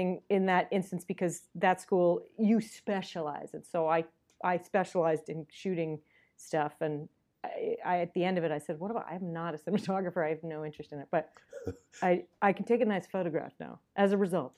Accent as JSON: {"language": "English", "town": "Winnipeg", "region": "Manitoba", "country": "Canada", "moved": "as an adult", "lives_now": "Los Angeles, United States", "said": "I'm from Winnipeg"}